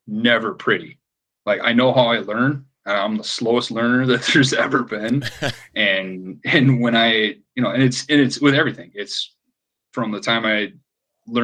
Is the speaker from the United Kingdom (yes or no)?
no; Minnesota, United States; now in Portland, United States; And even here in Portland, people know I'm from Minnesota